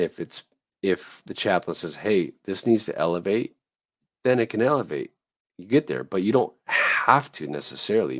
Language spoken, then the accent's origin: English; Southern California, United States; I grew up in Southern California.